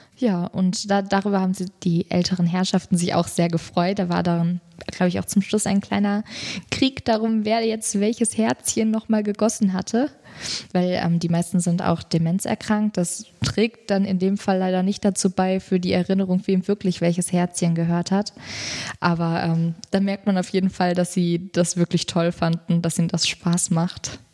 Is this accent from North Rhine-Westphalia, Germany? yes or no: yes; North Rhine-Westphalia, Germany; moved away as an adult; ich komme halt aus Nordrhein-Westfalen und da ist es halt noch G8